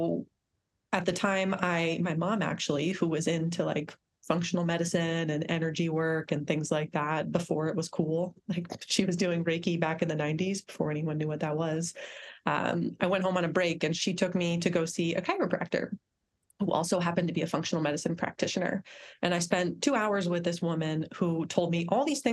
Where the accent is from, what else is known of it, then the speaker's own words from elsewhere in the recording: Northeast, United States; where I grew up in the Northeast